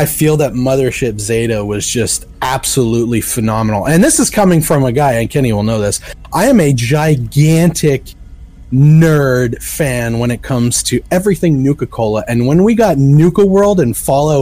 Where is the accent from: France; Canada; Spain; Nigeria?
Canada; I am Canadian